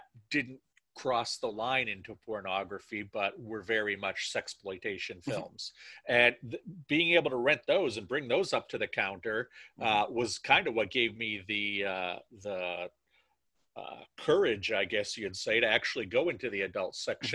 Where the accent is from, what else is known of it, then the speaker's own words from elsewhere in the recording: Maine, United States; I'm from Maine, and I'm from a very, I'm from a part of Maine that was settled by a lot of French Canadians.